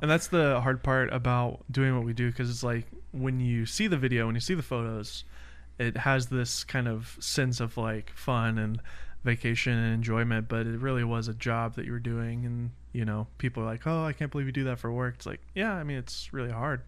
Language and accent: English; Nashville, Tennessee, United States; moved away; I'm from Nashville